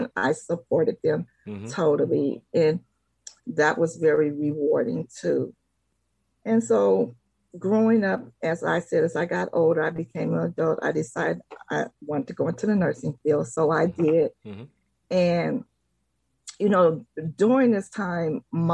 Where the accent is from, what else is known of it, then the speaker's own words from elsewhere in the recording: San Francisco, California, United States; I am a native of San Francisco